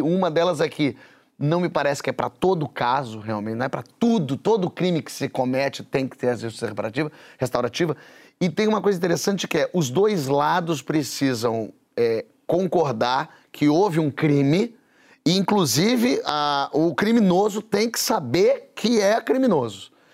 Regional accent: Brazil; eu como brasileiro

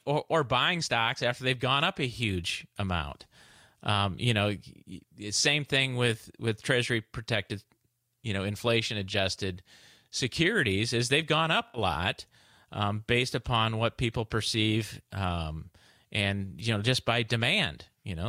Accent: Midwest, United States; I'm from the Midwest

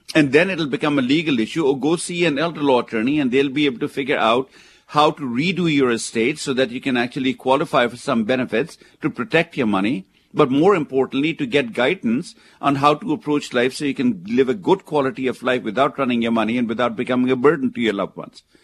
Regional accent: India; now in United States; where I come from, where I was born in India

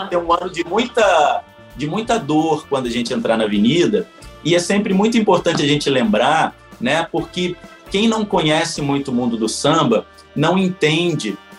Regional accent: Rio de Janeiro, Brazil; eu sou nascido em Madureira, que é o subúrbio do Rio de Janeiro, e A, a cultura carnavalesca, a cultura do subúrbio, né, ela é muito, ela tem uma relação muito forte com a cultura negra, né, a culinária, né, as festividades. Então, eu fui criado nesse caldeirão ali de Madureira

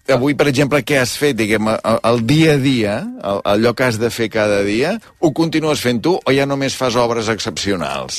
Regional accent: Taradell, Catalonia, Spain

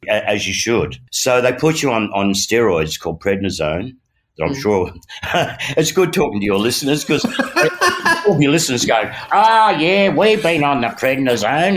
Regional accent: Australia; as an Aussie boy

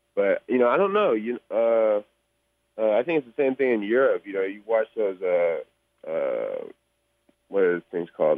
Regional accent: Bay Area, California, United States; I'm from the Bay Area

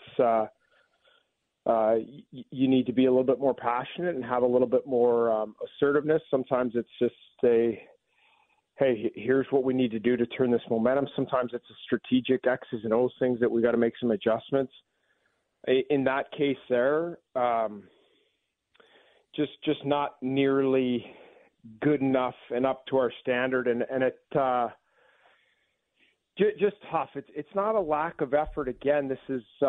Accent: Vancouver area, British Columbia, Canada; born or raised there; now in Washington, United States

